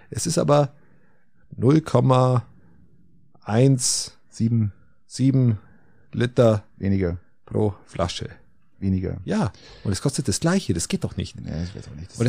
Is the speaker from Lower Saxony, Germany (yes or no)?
no; Bavaria, Germany; Ich bin in der Nähe der Wieskirche aufgewachsen